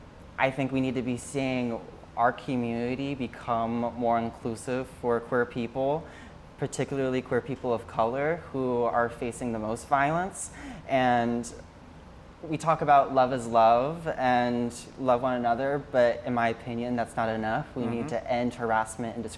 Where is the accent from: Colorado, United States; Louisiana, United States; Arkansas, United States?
Arkansas, United States; Springdale; moved away as an adult; now in Hoboken, United States; I'm originally from Springdale, Arkansas. I was born and raised there.